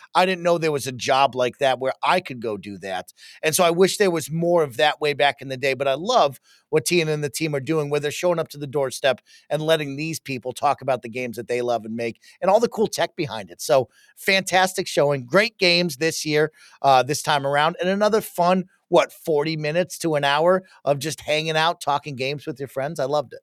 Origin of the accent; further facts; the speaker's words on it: Denver, Colorado, United States; We are from Denver, Colorado, so we're also Broncos fans, but Dad is from Buffalo